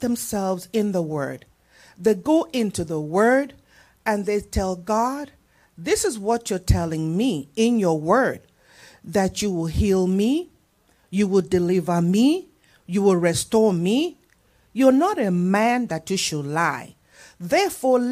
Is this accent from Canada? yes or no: no; Nigeria; moved away; In my country where I come, I'm a Nigerian